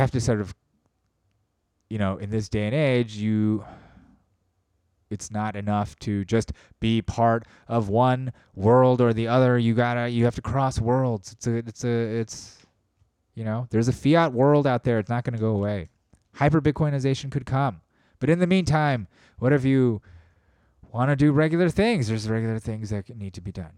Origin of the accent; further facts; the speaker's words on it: United States; being an American